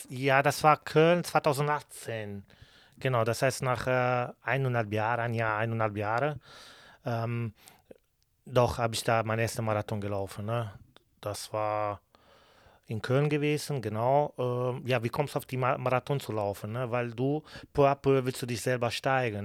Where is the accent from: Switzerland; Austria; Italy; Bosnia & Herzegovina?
Italy; Bari, Apulia; German is a second language; also born or lived in Kürten, Germany / Cologne, Germany; now in Schwerte, Germany; bei uns, ich komme aus Bari, Apulien in Süditalien